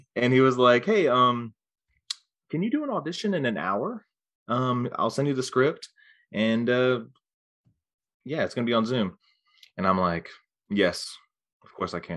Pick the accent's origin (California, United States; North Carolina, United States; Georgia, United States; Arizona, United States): North Carolina, United States; near Wilmington; I'm actually from, like, around Wilmington, well, just outside Wilmington.